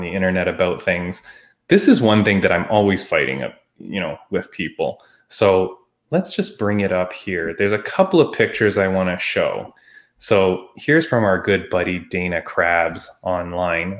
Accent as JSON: {"language": "English", "country": "Canada", "said": "being Canadian"}